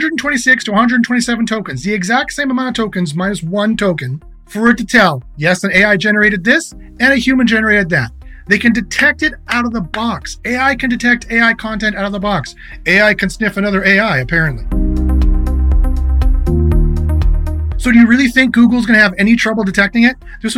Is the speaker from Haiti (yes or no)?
no; Canada; I'm Canadian